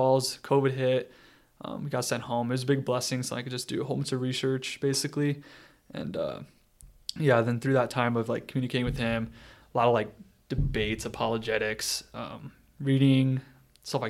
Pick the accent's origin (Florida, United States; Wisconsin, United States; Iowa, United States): Iowa, United States; Algona; I didn't really have any like good examples of good Catholics growing up in Algona